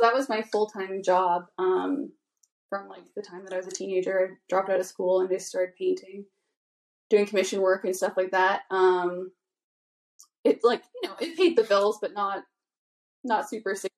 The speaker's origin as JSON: {"language": "English", "area": "Vancouver Island", "region": "British Columbia", "country": "Canada", "said": "I'm from Vancouver Island."}